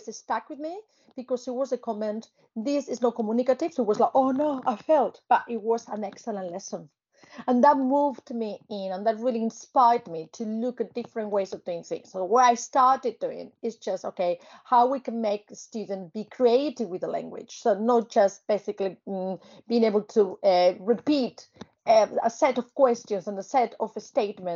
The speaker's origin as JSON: {"language": "English", "country": "Spain", "tie": "born or raised there", "second_language": "English", "moved": "yes", "said": "I started learning English because it was obviously part of my education in Spain, part of the curriculum"}